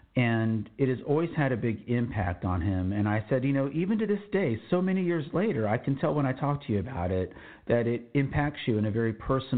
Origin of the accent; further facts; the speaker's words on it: Laredo, Texas, United States; also born or lived in Austin, Texas; I was born in Austin, Texas, but my first home was in Laredo, Texas, where my dad was stationed at Laredo Air Force Base.